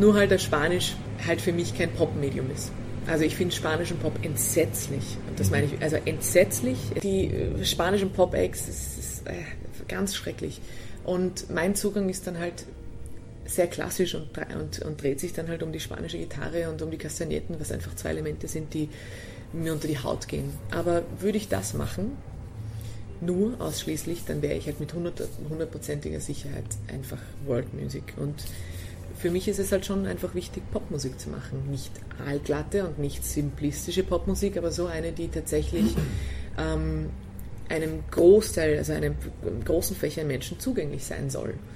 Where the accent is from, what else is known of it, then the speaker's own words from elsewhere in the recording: Austria; als Österreicher